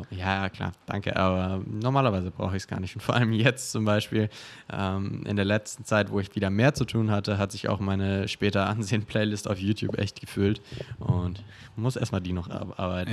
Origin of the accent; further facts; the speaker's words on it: Augsburg, Bavaria, Germany; now in Berlin, Germany; in Augsburg, wo ich herkomme